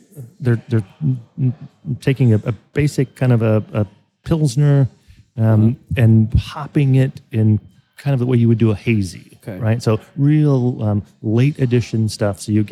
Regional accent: Kansas, United States; I grew up in Kansas, kind of you know, on a farm.

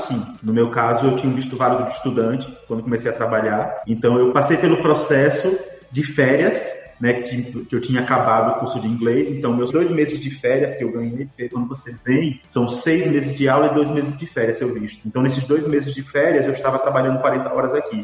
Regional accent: Aracaju, Sergipe, Brazil; moved away as an adult; also born or lived in Rio de Janeiro; now in Dublin, Ireland; eu nasci no Rio de Janeiro, mas eu passei só um ano morando lá, não lembro. Depois disso, minha mãe se mudou com meu pai para uma cidade chamada Aracaju. Aracaju é a capital do menor estado do Nordeste e eu passei lá 23 anos seguidos

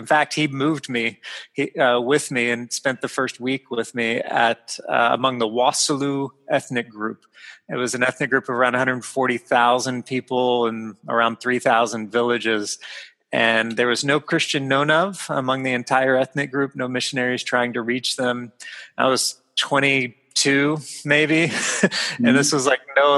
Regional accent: Texas, United States; moved away as an adult; also born or lived in England / Mali; I come from Texas.

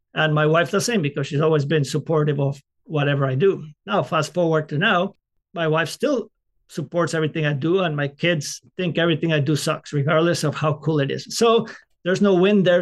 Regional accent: Colombia; moved away; I grew up in Colombia, South America

